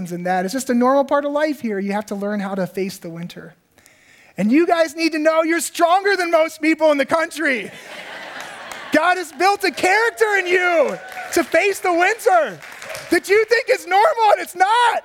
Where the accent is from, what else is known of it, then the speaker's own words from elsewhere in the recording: Virginia, United States; moved away as an adult; now in Minnesota, United States; for me as a guy growing up in Virginia